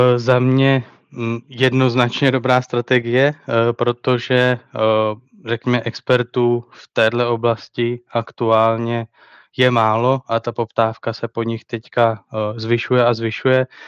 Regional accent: Letohrad, Pardubice Region, Czechia; přestěhovat se do svého rodného města, což je Letohrad ve východních Čechách

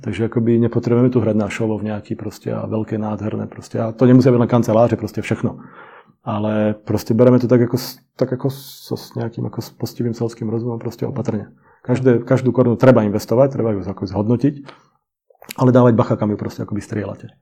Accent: Slovakia; moved away as an adult; now in Czech Republic; obidvaja sme Slováci, síce tu žijeme 22 let

